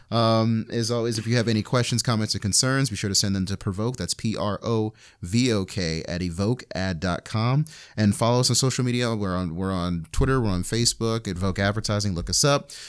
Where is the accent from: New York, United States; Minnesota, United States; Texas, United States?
New York, United States; I'm from New York